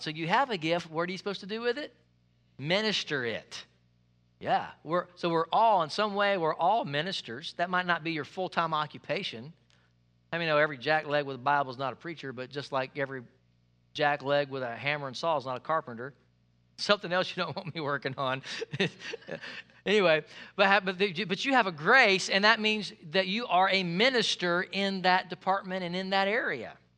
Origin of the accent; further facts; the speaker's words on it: United States; I'm American